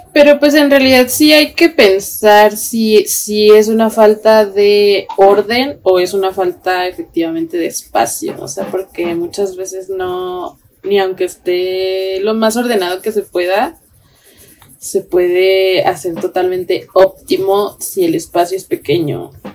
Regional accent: Mexico; nosotras como mujeres mexicanas

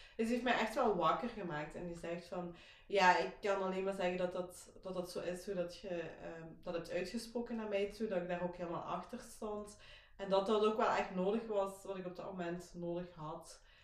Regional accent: Belgium; Ik kom, zoals gehoord, waarschijnlijk wel uit België, uit Kinderhooi.

